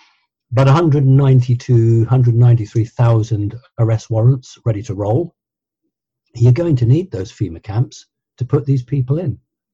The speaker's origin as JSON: {"language": "English", "country": "United Kingdom", "said": "we're British."}